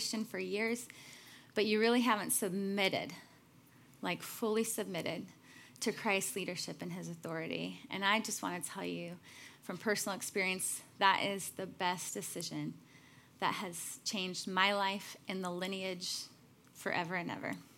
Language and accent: English; Chicago, Illinois, United States; I'm from Chicago